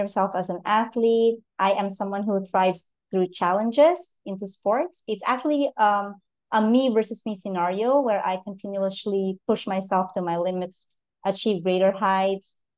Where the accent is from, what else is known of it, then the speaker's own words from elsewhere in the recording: Philippines; I'm from the Philippines